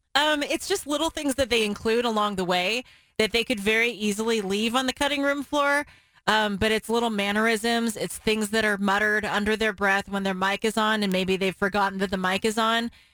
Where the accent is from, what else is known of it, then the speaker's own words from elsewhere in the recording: Portland, Oregon, United States; we all growing up in the Portland area knew the words to those songs